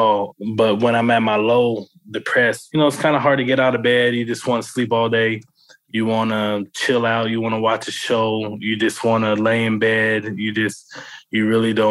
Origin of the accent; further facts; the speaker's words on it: Avondale, Arizona, United States; I grew up in Avondale, Arizona